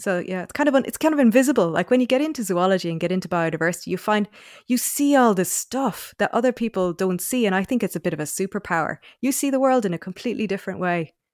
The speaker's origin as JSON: {"language": "English", "area": "North Cork", "region": "Munster", "country": "Ireland", "tie": "born or raised there", "also_born_or_lived": "Oxford, United Kingdom / Australia", "moved": "as an adult", "lives_now": "Dublin, Ireland", "said": "I grew up in North Cork"}